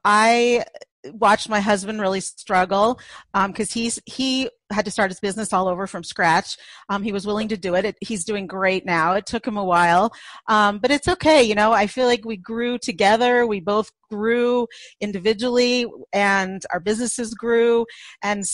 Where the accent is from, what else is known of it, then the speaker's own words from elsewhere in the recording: Los Angeles, California, United States; moved away as an adult; now in Boulder, United States; I was actually born and raised in Los Angeles, as was my husband.